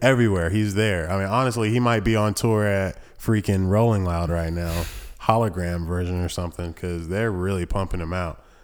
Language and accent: English; Thomasville, United States; I was born in Thomasville